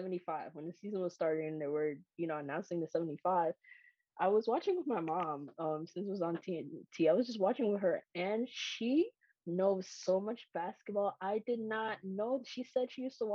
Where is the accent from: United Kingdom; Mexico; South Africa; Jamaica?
Jamaica; Kingston; moved away; I grew up outside of the United States. I grew up in Jamaica.